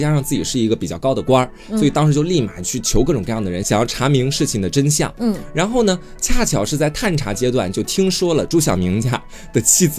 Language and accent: Chinese; Jing County, Anhui, China; 那不就是我的家乡？